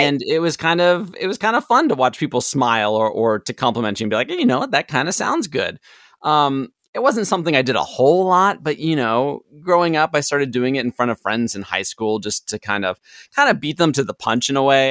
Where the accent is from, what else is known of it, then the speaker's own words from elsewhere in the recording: Pasadena, California, United States; moved away as an adult; also born or lived in Kansas City; growing up in Southern California, in Pasadena